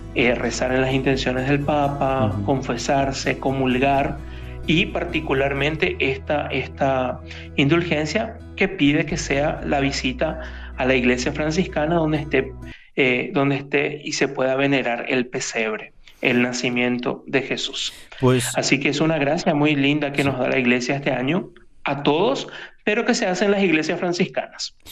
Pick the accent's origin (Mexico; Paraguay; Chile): Paraguay; Asunción; moved away as an adult; now in Rome, Italy; soy paraguayo, soy de Asunción, y, pero ya hace unos tres años que estoy aquí por, por Italia, particularmente ahí en Roma